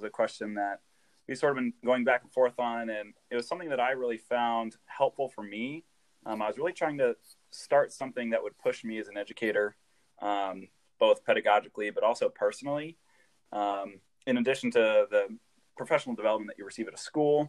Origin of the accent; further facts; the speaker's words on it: Des Moines, Iowa, United States; I'm from the Des Moines area